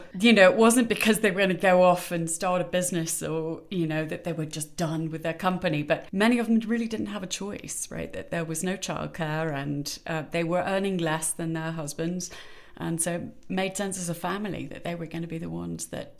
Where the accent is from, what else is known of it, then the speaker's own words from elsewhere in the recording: United Kingdom; moved away as an adult; now in United States; I'm British. Probably gathered that a bit from my accent, though it does travel a bit. I've been over here in America for a bit too long.